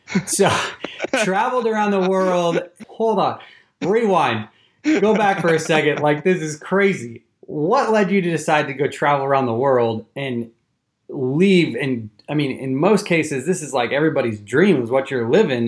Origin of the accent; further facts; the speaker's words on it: eastern Washington, United States; moved away as an adult; also born or lived in Houston, Texas; now in Austin, United States; I grew up personally in eastern Washington